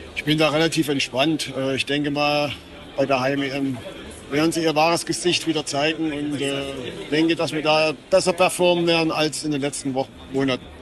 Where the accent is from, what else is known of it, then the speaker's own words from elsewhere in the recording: Germany; bei uns in Deutschland